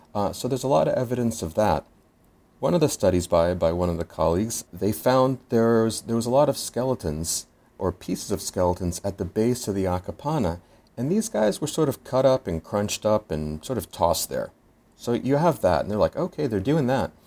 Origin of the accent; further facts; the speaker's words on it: Philadelphia, Pennsylvania, United States; I'm from Philadelphia, and we have our Liberty Bell with our crack also down the middle